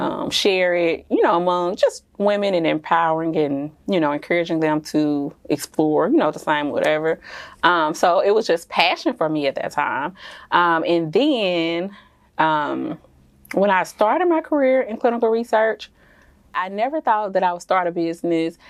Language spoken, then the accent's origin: English; Jackson, Mississippi, United States; moved away as an adult; also born or lived in Texas / Dallas; I am originally from Jackson, Mississippi